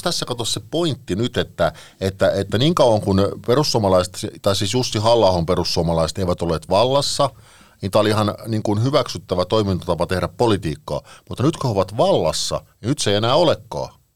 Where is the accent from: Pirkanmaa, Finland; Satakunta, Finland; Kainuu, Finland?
Pirkanmaa, Finland; Parkano; now in Espoo, Finland; rakkaassa kotikaupungissani, niin jonka, jonka nyt haluan tässä mainita kuitenkin, niin Parkanosta.